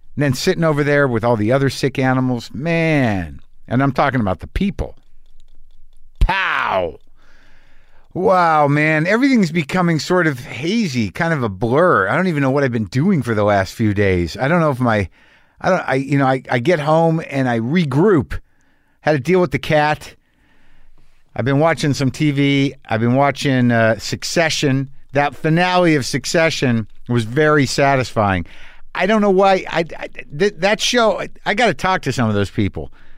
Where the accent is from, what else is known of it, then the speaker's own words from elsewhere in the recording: New Mexico, United States; I grew up in New Mexico